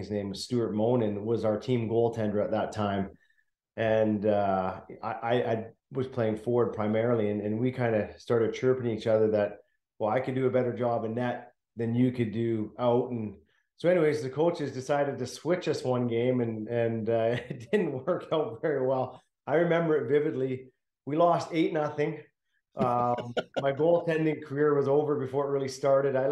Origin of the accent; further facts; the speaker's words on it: Pitt Meadows, British Columbia, Canada; also born or lived in North Vancouver; I was born in North Vancouver and moved out to Pitt Meadows basically at the age of 2 years old. So spent my whole youth in the Pitt Meadows area